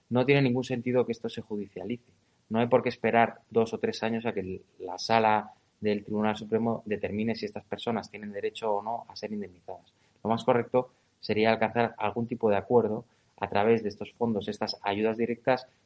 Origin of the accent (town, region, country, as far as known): Spain